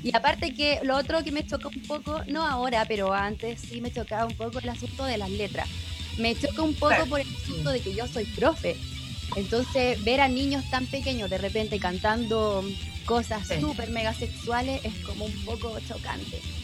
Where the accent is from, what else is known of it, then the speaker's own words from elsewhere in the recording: Chile; a nosotros como chilenos